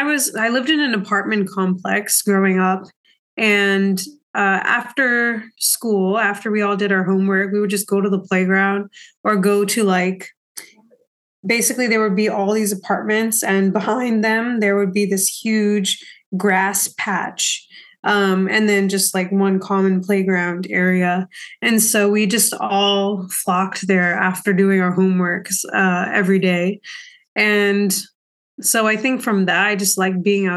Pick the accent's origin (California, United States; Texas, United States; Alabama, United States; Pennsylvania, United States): Pennsylvania, United States; Bensalem; also born or lived in India; I grew up in Bensalem, PA, but was born in India.